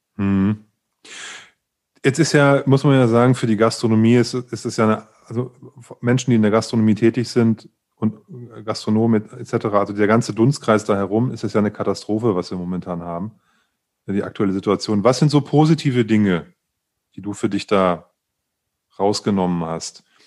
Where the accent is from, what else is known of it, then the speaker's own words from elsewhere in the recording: Leipzig, Saxony, Germany; als Leipziger